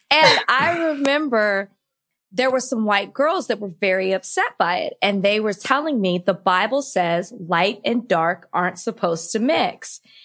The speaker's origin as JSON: {"language": "English", "region": "Texas", "country": "United States", "tie": "born or raised there", "said": "I'm from Texas, and I went to a Southern Baptist school my entire life"}